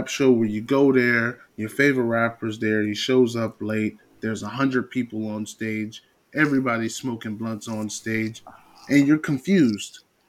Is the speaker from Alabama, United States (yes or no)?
no; New York, United States; I'm from New York.